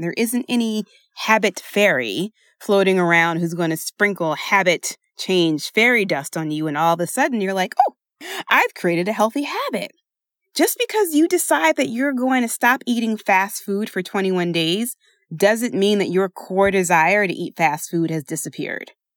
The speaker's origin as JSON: {"language": "English", "town": "Philadelphia", "region": "Pennsylvania", "country": "United States", "said": "I say water because I am from Philadelphia, and that is the only way I know how to say it."}